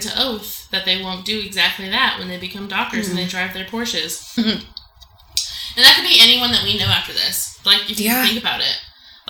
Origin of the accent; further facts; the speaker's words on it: Mexico; I grew up in Mexico, where abortion is illegal and very stigmatized.